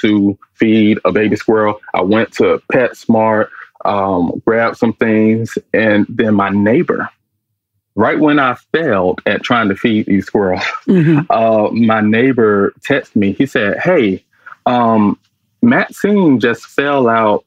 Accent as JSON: {"language": "English", "town": "Atlanta", "region": "Georgia", "country": "United States", "tie": "born or raised there", "also_born_or_lived": "Durham, North Carolina / Charlotte, North Carolina", "moved": "as an adult", "lives_now": "Los Angeles, United States", "said": "I was born in Durham, North Carolina, raised in Atlanta"}